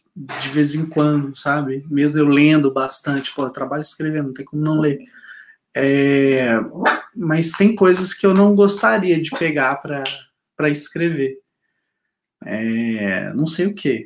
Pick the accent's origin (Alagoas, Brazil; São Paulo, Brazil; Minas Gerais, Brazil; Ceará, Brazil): Minas Gerais, Brazil; accent: mineiro; viu o sotaque mineiro?